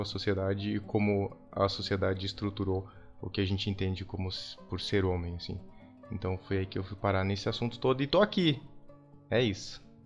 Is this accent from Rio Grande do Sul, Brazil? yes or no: no; Blumenau, Santa Catarina, Brazil; now in São Paulo, Brazil; Eu sou de Santa Catarina, eu sou de Blumenau, uma cidade que tende a ser muito é, tradicional